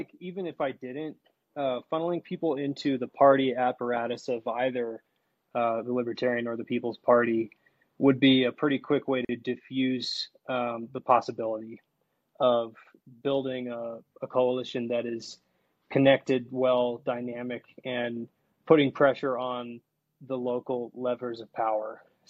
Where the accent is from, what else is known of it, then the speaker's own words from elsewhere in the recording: Washington, United States; I'm from Washington and I've been around a little bit of Oregon